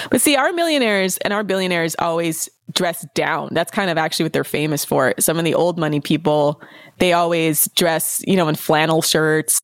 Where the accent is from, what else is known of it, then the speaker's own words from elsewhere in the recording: United States; as an American